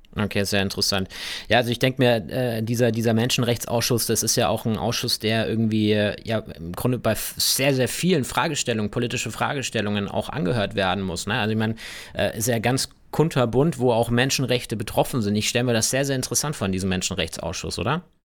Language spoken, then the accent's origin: German; Germany; bei uns in Deutschland